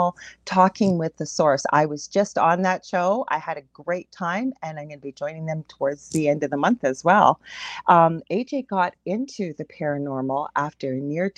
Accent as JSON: {"language": "English", "country": "Canada", "said": "I am a Canadian clairvoyant medium"}